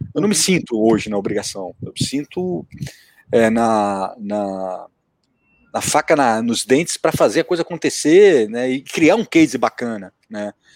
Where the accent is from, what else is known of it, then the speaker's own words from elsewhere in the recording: Brazil; eu sou brasileiro